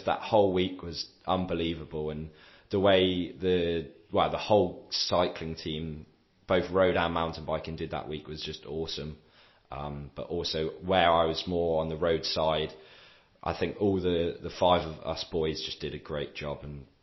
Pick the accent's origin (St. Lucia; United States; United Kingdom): United Kingdom; England; moved away as an adult; now in France; being an English person in France